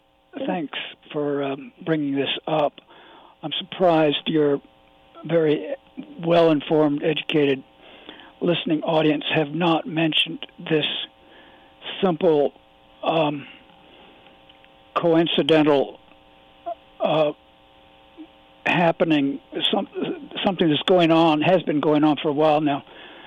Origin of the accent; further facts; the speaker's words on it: Virginia, United States; I was raised in Virginia, and I didn't know until I was in my late teens that some of my friends had been Jewish and some had been Catholic, because in my part of Virginia